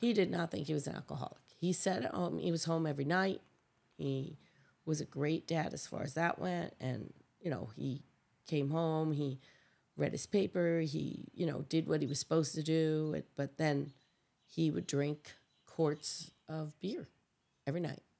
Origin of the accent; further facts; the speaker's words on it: Catskills, New York, United States; I grew up in a little town called Springland, New York